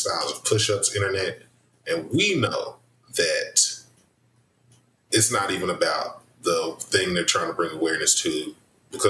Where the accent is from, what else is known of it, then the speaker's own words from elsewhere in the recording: the South, United States; I'm very Southern. I grew up in the Baptist church.